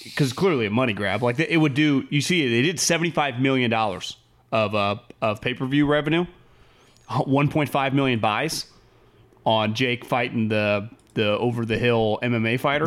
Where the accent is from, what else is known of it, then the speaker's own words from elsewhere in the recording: California, United States; We're from California